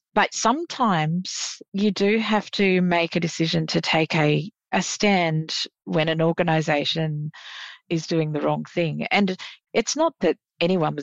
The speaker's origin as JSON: {"language": "English", "region": "Queensland", "country": "Australia", "said": "I'm a Queenslander"}